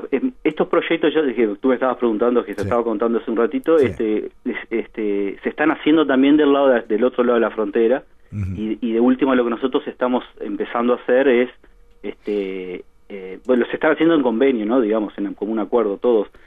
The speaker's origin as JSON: {"language": "Spanish", "region": "Montevideo", "country": "Uruguay", "also_born_or_lived": "São Paulo, Brazil", "moved": "as an adult", "lives_now": "Rivera, Uruguay", "said": "No, yo soy de Montevideo, yo soy de Parque Rodó."}